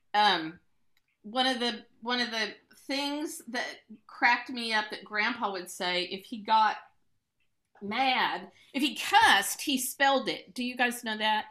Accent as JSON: {"language": "English", "town": "Branson", "region": "Missouri", "country": "United States", "tie": "born or raised there", "accent": "Ozark English", "said": "we grew up in Branson, which has always sort of banked on that Ozark English dialect"}